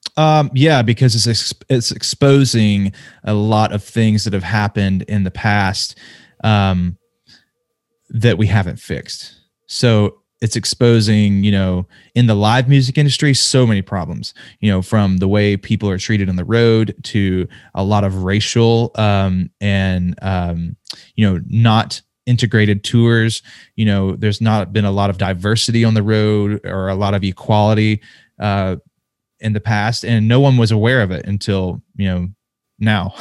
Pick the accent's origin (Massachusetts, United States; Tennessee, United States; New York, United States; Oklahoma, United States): Tennessee, United States; Nashville; my hometown